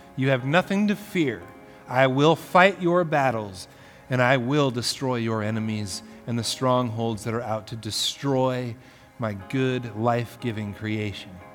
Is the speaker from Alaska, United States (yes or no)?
yes; Alaska, United States; moved away; my hometown in alaska